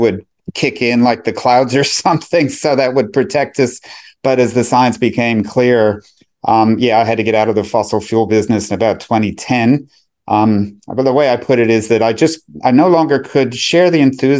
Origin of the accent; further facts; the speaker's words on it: United States; moved away as an adult; now in Melbourne, Australia; I grew up in America, but permanently migrated to Australia, to Melbourne